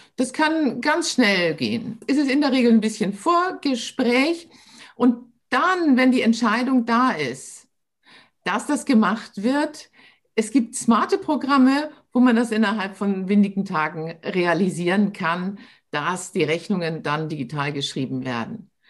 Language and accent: German; Hamburg, Germany; also born or lived in Munich area; now in Munich, Germany; bin aber eine Hamburger Dern. Ich sage immer, äh, Hamburg ist meine Heimat, München ist mein Zuhause.